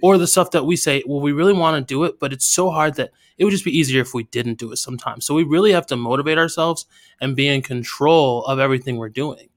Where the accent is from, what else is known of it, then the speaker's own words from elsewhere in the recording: United States; where I grew up in America.